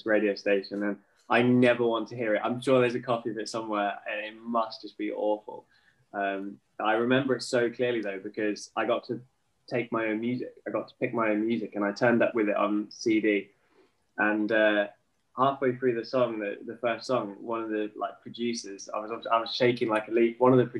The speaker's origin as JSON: {"language": "English", "town": "Norwich", "region": "East of England", "country": "United Kingdom", "tie": "born or raised there", "said": "And obviously was lucky enough to start in my hometown of Norwich."}